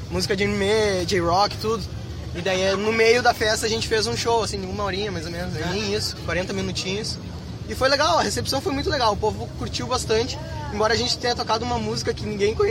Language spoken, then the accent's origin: Portuguese; Porto Alegre, Rio Grande do Sul, Brazil; Surgiu de uma conversa de amigos lá na Redenção, em Porto Alegre, que a gente é de Porto Alegre.